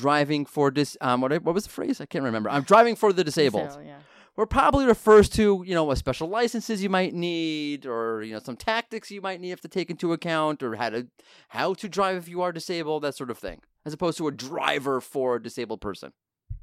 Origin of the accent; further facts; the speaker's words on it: New York, United States; I'm from New York